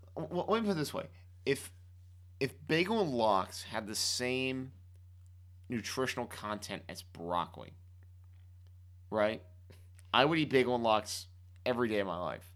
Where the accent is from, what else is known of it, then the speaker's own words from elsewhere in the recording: Miami, Florida, United States; moved away; growing up in Miami